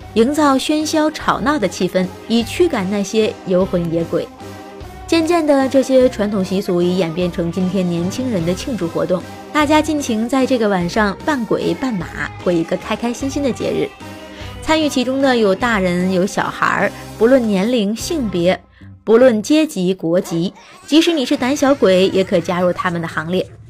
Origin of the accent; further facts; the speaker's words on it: China; 我们中国人呢会把七月十五，农历的七月十五进行成是鬼节